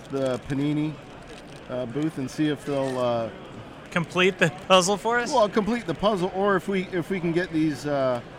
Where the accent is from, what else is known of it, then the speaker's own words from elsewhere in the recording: Canada; being a Canadian